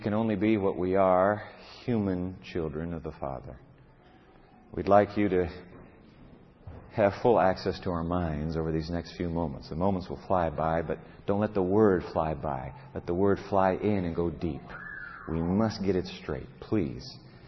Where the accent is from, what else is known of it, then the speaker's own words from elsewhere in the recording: Japan; You know, I was born in Japan, grew up there in the land of the rising sun.